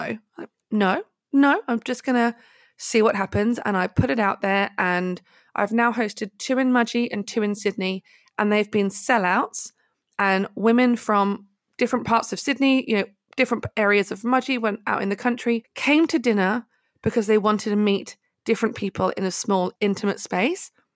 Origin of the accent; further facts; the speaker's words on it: High Wycombe, South East England, United Kingdom; university in my hometown in High Wycombe in the U K